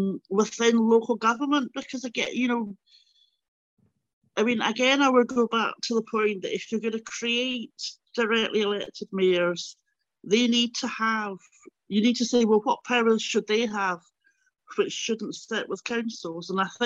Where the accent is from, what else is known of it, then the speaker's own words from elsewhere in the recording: London, United Kingdom; now in Glasgow, United Kingdom; I mean, I think growing up in London and going back to Glasgow and going back to Scotland did kind of reinforce these are two different countries, you know.